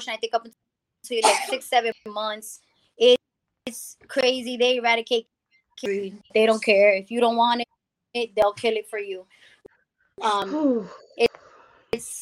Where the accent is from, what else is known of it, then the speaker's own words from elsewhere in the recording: New York City, New York, United States; moved away as an adult; also born or lived in Rhode Island; I'm from the Bronx